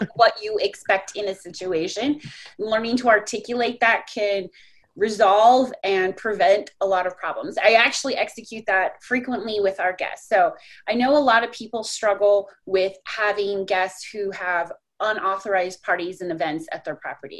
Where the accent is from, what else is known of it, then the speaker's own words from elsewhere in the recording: Colorado, United States; moved away as an adult; also born or lived in Orlando, Florida / South Florida; now in Texas, United States; I grew up in Colorado